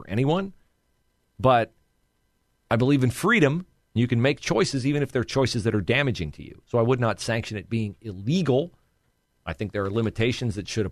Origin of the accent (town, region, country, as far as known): United States